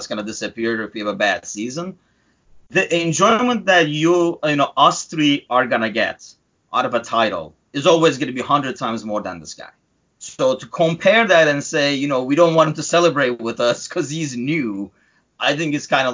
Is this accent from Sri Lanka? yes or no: no; Turkey; now in United States; I'm originally from Turkey